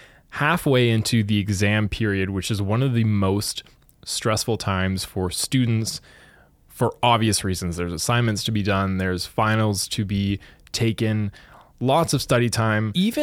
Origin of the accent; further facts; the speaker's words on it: Thunder Bay, Ontario, Canada; So I was born and raised in Thunder Bay